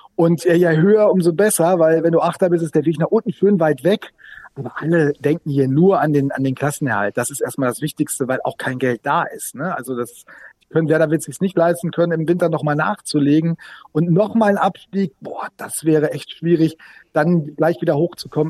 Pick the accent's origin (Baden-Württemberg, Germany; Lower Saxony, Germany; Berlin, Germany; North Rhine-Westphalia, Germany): North Rhine-Westphalia, Germany; Sauerland; now in Bremen, Germany